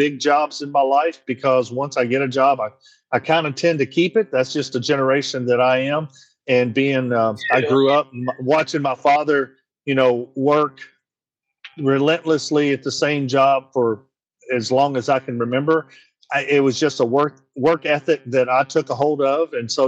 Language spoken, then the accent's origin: English; Hopkinsville, Kentucky, United States; moved away as an adult; also born or lived in Bowling Green, Kentucky; now in Nashville, United States; I was born and raised in Christian County, Kentucky, which is right outside of Hopkinsville, Kentucky